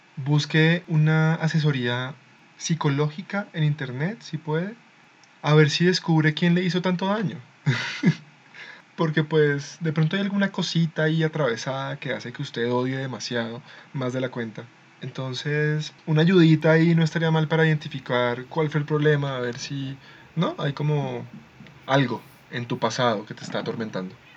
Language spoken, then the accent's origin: Spanish; Colombia; Somos colombianos